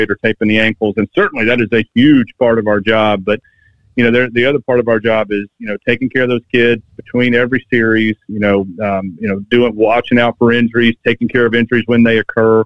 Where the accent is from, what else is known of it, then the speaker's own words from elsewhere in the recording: Georgia, United States; moved away as an adult; now in Alabama, United States; I grew up in Georgia